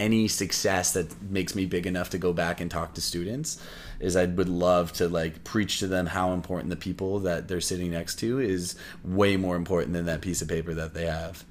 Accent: Windsor, Ontario, Canada; moved away as an adult; now in Toronto, Canada; I'm originally from Windsor, Ontario

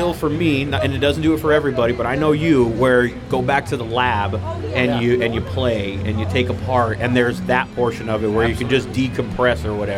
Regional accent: Ventura, California, United States; born or raised there

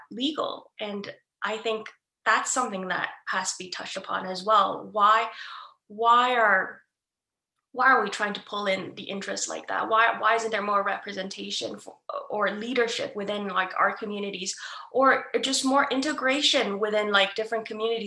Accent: Ontario, Canada; I'm from Canada, so I can only speak about my experiences in specifically Ontario

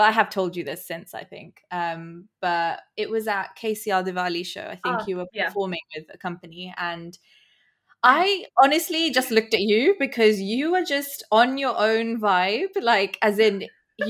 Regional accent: Barcelona, Catalonia, Spain; first language Hindi; English is a second language; moved away as an adult; also born or lived in India; now in London, United Kingdom; I was born in Spain and I grew up there

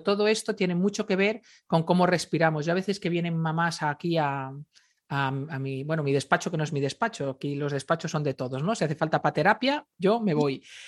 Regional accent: Galicia, Spain; yo soy gallega, me crié en Galicia

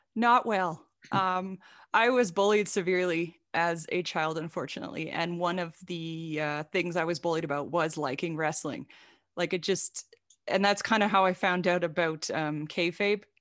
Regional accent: Saskatchewan, Canada; now in United States; I grew up in a really, really small town in Saskatchewan in Canada. I'm Canadian. I live in the US right now

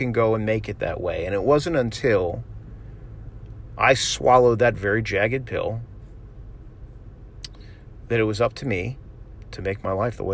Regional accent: Florida, United States; I'm from Florida. Like, we have the ocean

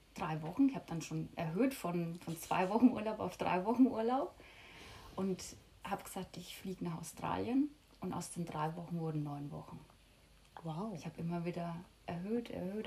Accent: Lower Franconia, Bavaria, Germany; moved away as an adult; now in Mallorca, Spain; Aus Bayern, falls man es noch nicht hört, aus Unterfranken

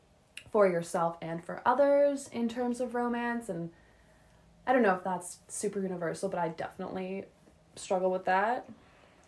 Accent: Calgary, Alberta, Canada; I was born on February 18th, 1995 in Calgary, Alberta, at 10:17 in the morning

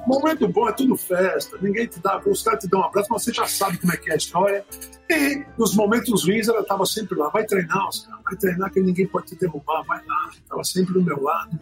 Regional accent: Natal, Rio Grande do Norte, Brazil; Nasci em Natal

